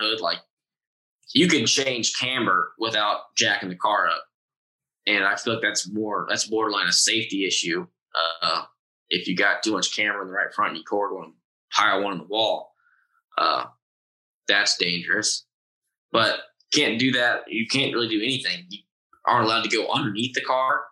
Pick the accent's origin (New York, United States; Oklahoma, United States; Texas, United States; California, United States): Texas, United States; Austin; Austin just because it's my hometown and I know where stuff is